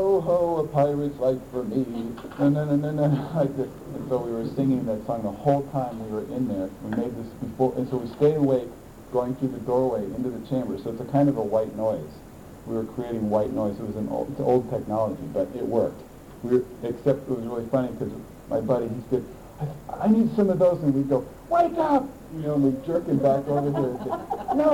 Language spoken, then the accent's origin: English; United States; I'm an American